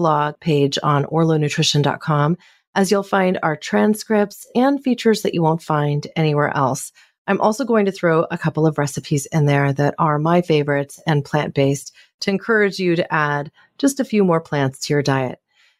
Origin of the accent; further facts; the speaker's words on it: California, United States; my home state of California